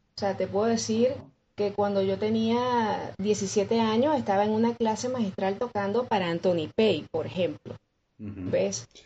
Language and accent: Spanish; Coro, Falcón, Venezuela; moved away as an adult; now in Caracas, Venezuela; yo vengo de la ciudad de Coro, que es patrimonio de la, de la humanidad, por cierto, este, eso es hacia el noroeste del, país, es la costa. Entonces, pues yo comienzo allí en una de estas escuelas de música